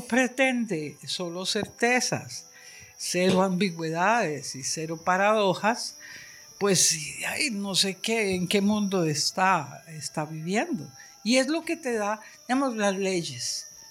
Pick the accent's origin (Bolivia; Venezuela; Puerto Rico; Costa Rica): Costa Rica; San José; yo soy de Amón